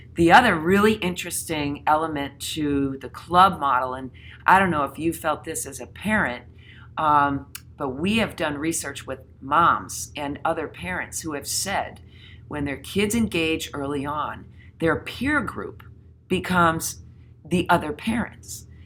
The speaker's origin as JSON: {"language": "English", "region": "Connecticut", "country": "United States", "said": "my home state of Connecticut"}